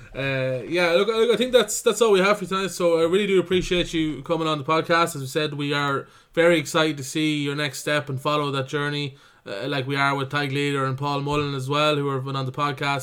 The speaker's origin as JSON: {"language": "English", "town": "Cavan", "region": "Ulster", "country": "Ireland", "said": "I'm from Cavan"}